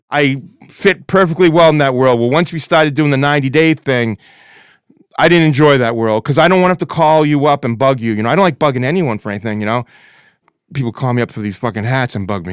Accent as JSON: {"language": "English", "town": "Lynn", "region": "Massachusetts", "country": "United States", "said": "I'm from Lynn"}